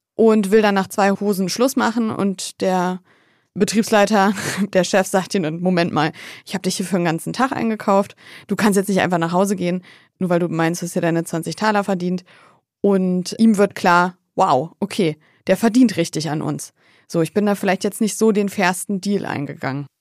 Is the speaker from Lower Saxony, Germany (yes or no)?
yes; Wolfsburg, Lower Saxony, Germany; Also, ich komme aus Wolfsburg.